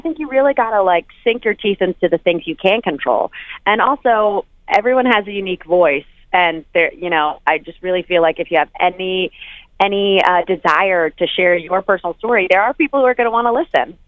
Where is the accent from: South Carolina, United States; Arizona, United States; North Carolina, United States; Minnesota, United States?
North Carolina, United States; moved away; also born or lived in New York; I'm from North Carolina